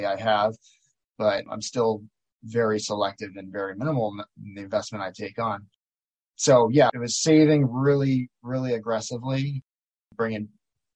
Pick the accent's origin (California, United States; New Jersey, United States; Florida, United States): Florida, United States; Miami; moved away as an adult; now in Maui, United States; I grew up in Miami and I did a little bit of real estate there